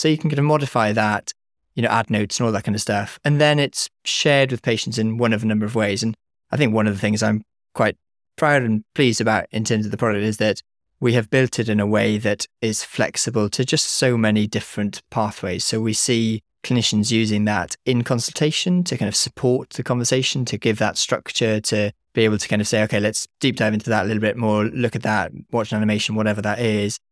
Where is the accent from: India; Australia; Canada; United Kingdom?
United Kingdom; Wales; moved away as an adult; come back to Wales, set up a company in Wales. You know, I'm Welsh speaking.